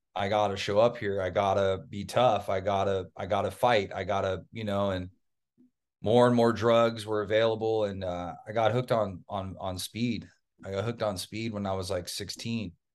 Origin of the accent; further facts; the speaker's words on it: Orange County, Southern California, United States; also born or lived in East Coast; I was raised in Southern California. Typical Southern California kid.